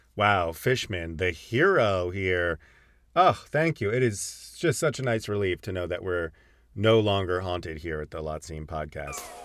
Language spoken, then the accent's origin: English; Connecticut, United States; growing up in Connecticut in the nineteen nineties